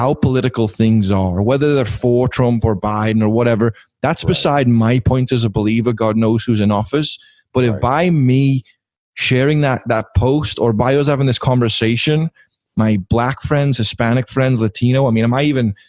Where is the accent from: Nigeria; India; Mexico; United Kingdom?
United Kingdom; Liverpool, North West England; accent: Scouse; now in United States; I grew up in Liverpool, England